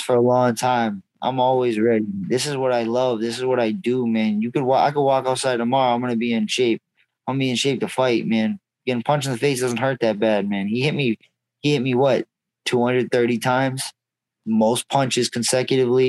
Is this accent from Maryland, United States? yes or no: no; Massachusetts, United States; We're from Massachusetts